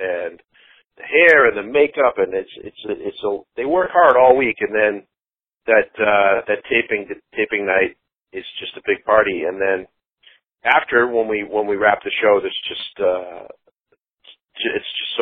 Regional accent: Boston, Massachusetts, United States; moved away; I grew up in Boston

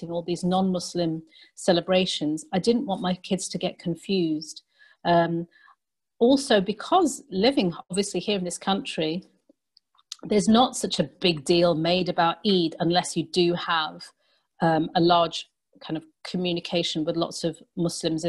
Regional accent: London, United Kingdom; moved away as an adult; now in Manchester, United Kingdom; I'm from London.

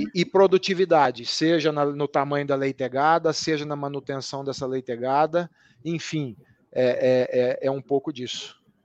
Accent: near the border with Minas Gerais, interior of São Paulo state, Brazil; accent: caipira; Eu sou do interior do estado de São Paulo, ali divisa com Minas Gerais, então eu trago comigo muito da fala caipira

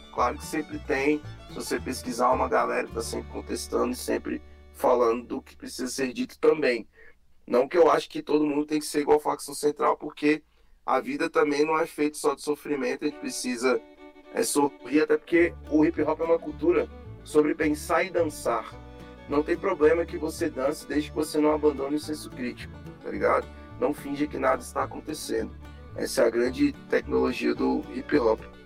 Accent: Brasília, Federal District, Brazil; Eu, eu nasci e fui criado na QNL, Taguatinga

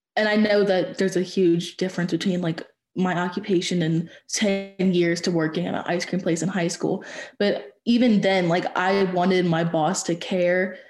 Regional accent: Louisiana, United States; I'm from Louisiana

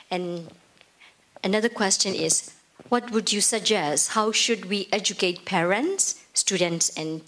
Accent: Myanmar; from Myanmar.

